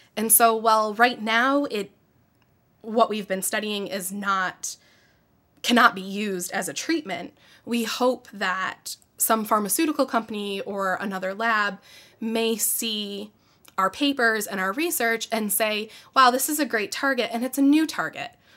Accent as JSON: {"language": "English", "town": "Syracuse", "region": "New York", "country": "United States", "tie": "born or raised there", "said": "I grew up in the Syracuse area. Um, I've lived here my whole life"}